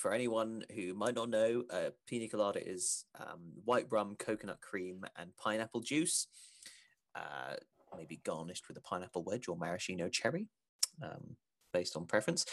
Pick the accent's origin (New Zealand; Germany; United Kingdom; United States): United Kingdom; England; as an English person